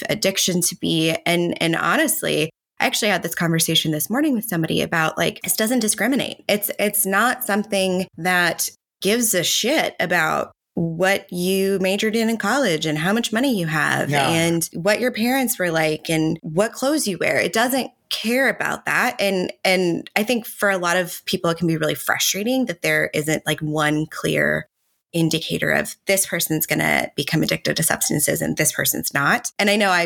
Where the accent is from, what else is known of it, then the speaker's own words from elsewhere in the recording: Katy, Texas, United States; I'm from Katy, Texas, which is like objectively a well-to-do suburb of Houston